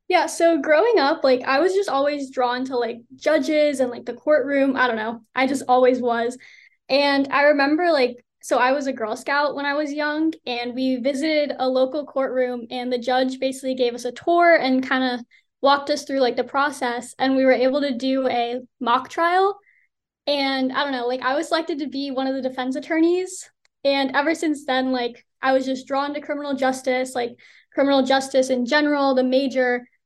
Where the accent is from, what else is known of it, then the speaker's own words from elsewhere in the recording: Rockaway, New Jersey, United States; moved away as an adult; I'm from Rockaway, New Jersey, and I graduated from Morris Hills High School um, in 2021